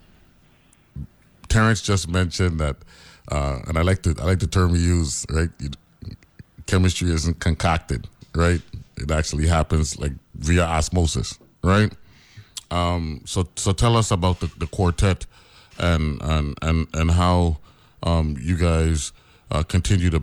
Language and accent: English; U.S. Virgin Islands; also born or lived in Harlem, New York City; I was born Uptown, but I lived in the Virgin Islands all my life